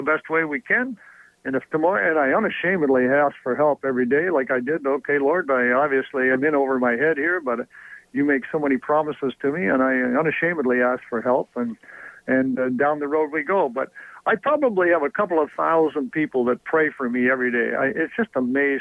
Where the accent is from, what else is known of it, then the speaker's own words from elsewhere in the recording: Lucknow, Ontario, Canada; moved away as an adult; also born or lived in Toronto / Detroit / Birmingham, Alabama; I'm very, very proud that, Lucknow is my hometown